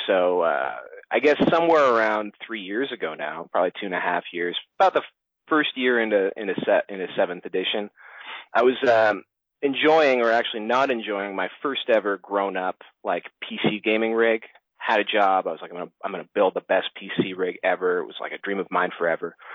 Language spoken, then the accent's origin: English; Toronto, Ontario, Canada; I've come from Toronto, Canada. That's where I uh, that's where I grew up and was raised